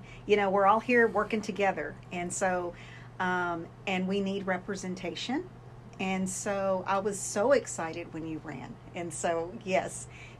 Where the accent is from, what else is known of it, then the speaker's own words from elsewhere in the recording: Texas, United States; first language English; moved away as an adult; also born or lived in Watsonville, California; now in Arkansas, United States; I grew up in Texas.